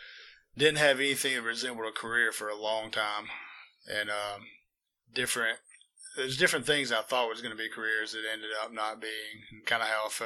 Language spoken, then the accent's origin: English; United States; I'm born and raised in Walker County, near the Coleman County line, on the river pretty much. And, that's kind of me and where I'm from right there.